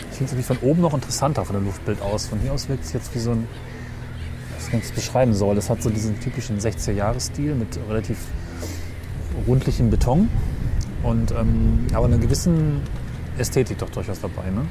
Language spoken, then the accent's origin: German; Germany; bei mir zu Hause in dem Dorf, wo ich aufgewachsen bin